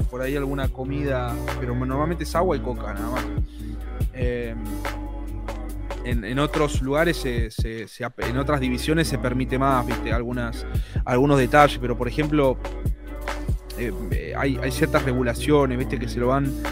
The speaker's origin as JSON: {"language": "Spanish", "country": "Argentina"}